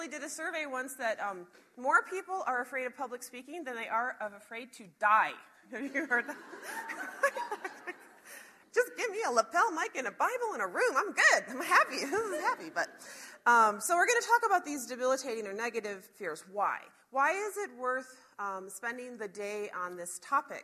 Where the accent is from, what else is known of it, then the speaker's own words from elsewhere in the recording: Chicago, Illinois, United States; now in Montana, United States; I'm from Chicago originally